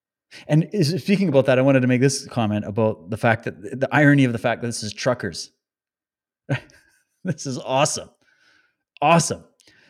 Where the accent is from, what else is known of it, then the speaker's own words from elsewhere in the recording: Saskatchewan, Canada; also born or lived in Calgary; Well, I was born in Calgary. I was raised in Saskatchewan, London. I've lived all over Canada. I'm as Canadian as you get.